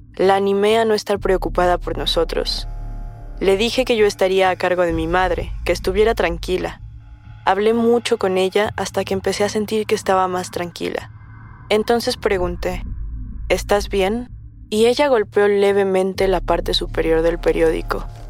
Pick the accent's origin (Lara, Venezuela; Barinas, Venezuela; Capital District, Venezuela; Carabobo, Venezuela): Capital District, Venezuela; Caracas; now in Santiago, Chile; Soy de Caracas, Venezuela actualmente radicado en Santiago de Chile